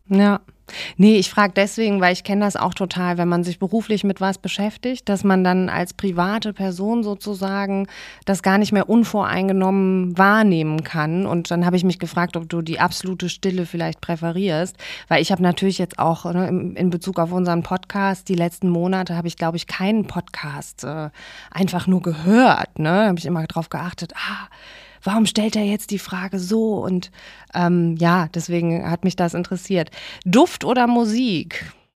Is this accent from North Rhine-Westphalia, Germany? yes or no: yes; Remscheid, North Rhine-Westphalia, Germany; Ich komme aus Remscheid. Ich glaube, dass man das äh, manchmal auch äh, hört